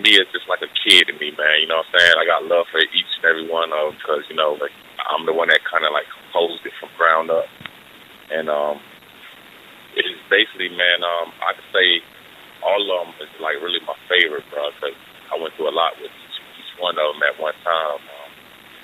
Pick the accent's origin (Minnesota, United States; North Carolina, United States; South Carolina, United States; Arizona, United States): South Carolina, United States; Columbia; also born or lived in Newark, New Jersey; I've been in Columbia since I've been two, man. Like, this is home for me.